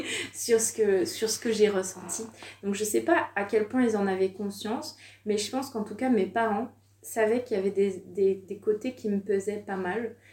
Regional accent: France; also born or lived in Savoie / Curitiba, Brazil; on vient de France

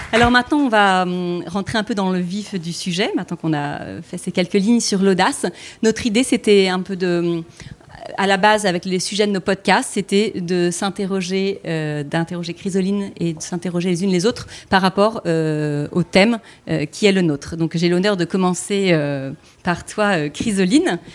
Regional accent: Toulon, Provence-Alpes-Côte d'Azur, France; je viens de Toulon

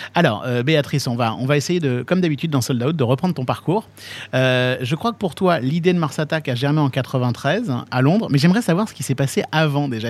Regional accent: Nancy, Grand Est, France; je suis de Nancy

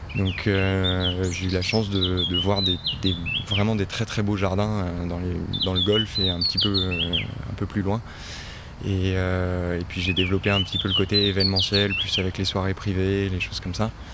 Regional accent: Les Deux Alpes, Auvergne-Rhône-Alpes, France; moved away as an adult; now in Gulf of Saint-Tropez, France; je suis originaire des deux Alpes en Oisan. donc j'ai passé les 20 premières années de ma vie euh, dans, le, massif des Alpes au pied du parc des Écrins

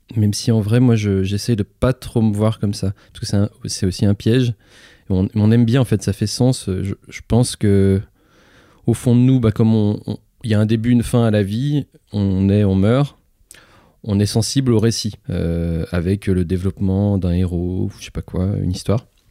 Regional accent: Lyon, Auvergne-Rhône-Alpes, France; je suis né à Lyon, là juste à côté

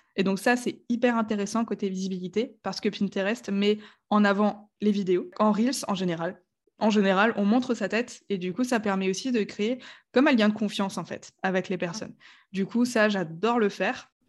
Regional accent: Strasbourg, Grand Est, France; j'ai 28 ans, je viens de Strasbourg, qui est une ville

